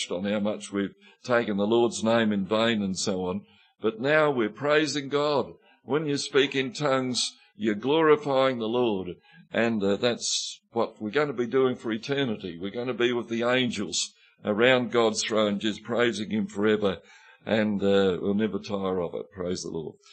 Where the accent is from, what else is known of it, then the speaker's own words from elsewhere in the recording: Mudamuckla, South Australia, Australia; When I first started preaching, it wasn't a problem because I was from Mudamuckla and I used to talk like this.